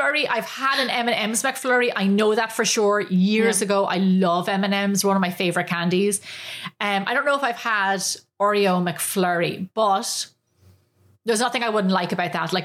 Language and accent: English; Ireland; moved away as an adult; now in United States; I was growing up in Ireland